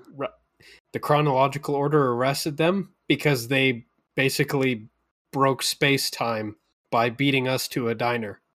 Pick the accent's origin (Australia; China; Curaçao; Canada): Canada; Calgary, Alberta; being a really small kid growing up in Calgary at the time